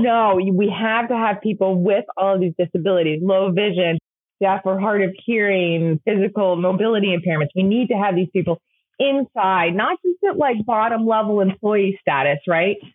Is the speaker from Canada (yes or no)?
no; England, United Kingdom; now in United States; growing up in England